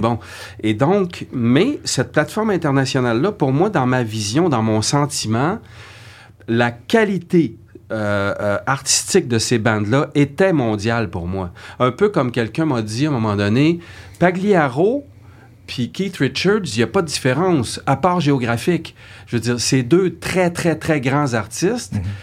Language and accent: French; Saguenay, Quebec, Canada; moved away as an adult; now in Montreal, Canada; quand je suis arrivé à Montréal, je venais du Saguenay